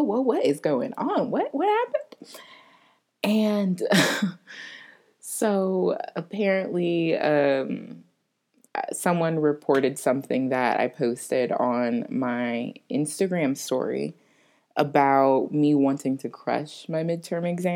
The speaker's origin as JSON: {"language": "English", "region": "Florida", "country": "United States", "moved": "as an adult", "lives_now": "New Orleans, United States", "said": "I'm from Florida. I'm used to the heat."}